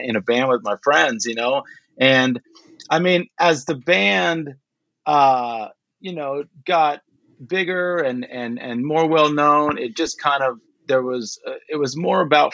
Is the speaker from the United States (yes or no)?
yes; Pico Rivera, California, United States; I grew up in Pico Rivera. Basically, it's outskirts of East